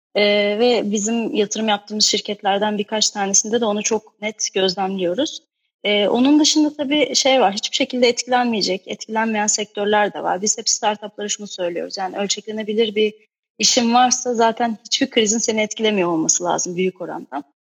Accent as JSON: {"language": "Turkish", "town": "Ayaş", "region": "Ankara", "country": "Turkey", "tie": "born or raised there", "said": "ben aslında şey Ankara Ayaşlıyım"}